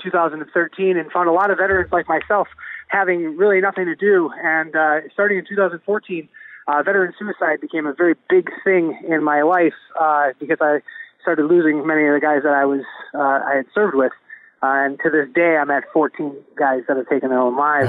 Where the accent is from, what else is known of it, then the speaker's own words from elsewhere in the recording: Spencer, Wisconsin, United States; Spencer's my hometown